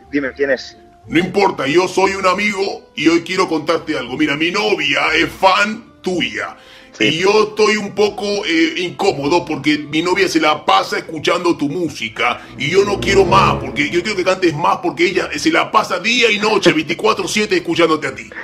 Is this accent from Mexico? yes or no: no; Argentina; accent: Argentine; Voy a ser lo menos argentino posible, chicos. Perdónenme si se me va el acento.